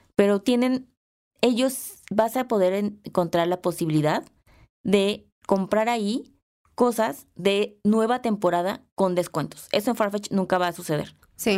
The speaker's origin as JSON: {"language": "Spanish", "country": "Mexico", "said": "yo no soy europea, soy mexicana"}